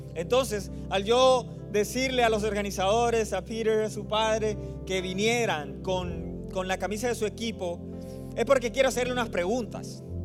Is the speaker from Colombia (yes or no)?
yes; Barranquilla, Atlántico, Colombia; now in Phoenix, United States; Yo soy de Colombia, del norte de Colombia, en la ciudad de Barranquilla. Pero vivimos ahí en, Phoenix, en Arizona